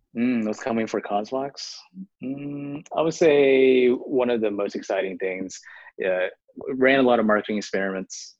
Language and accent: English; Houston, Texas, United States; first language Chinese; English is a second language; moved away; also born or lived in Harlem, New York; I'm born in Houston, Texas, and they sent me to ESL because I learned Chinese first at home